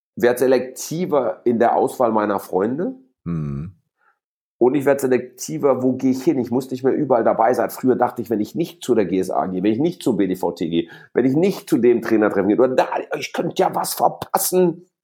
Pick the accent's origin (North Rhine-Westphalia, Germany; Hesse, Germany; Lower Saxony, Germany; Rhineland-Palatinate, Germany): North Rhine-Westphalia, Germany; Gelsenkirchen; moved away as an adult; also born or lived in Essen / Frankfurt; Wir, wir hier im Ruhrgebiet, ich bin in Essen geboren, mhm. auf Schalke groß geworden